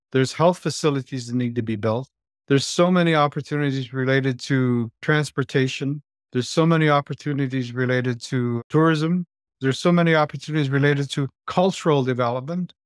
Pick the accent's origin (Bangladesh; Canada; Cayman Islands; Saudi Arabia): Canada; Moose Factory, Ontario; I was born and raised in this place called Moose Factory. It's a Cree Reserve part of the island, and it's just north of Timmins, Ontario